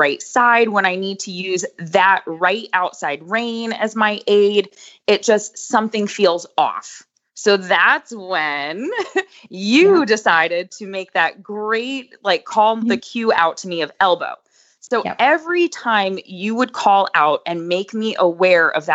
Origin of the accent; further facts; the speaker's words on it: Boca Raton, Florida, United States; moved away as an adult; now in Lexington, United States; I'm originally from South Florida, Boca Raton